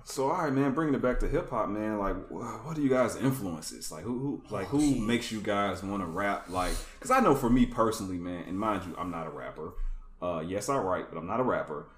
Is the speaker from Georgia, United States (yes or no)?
yes; Atlanta, Georgia, United States; I grew up in uh, the Atlanta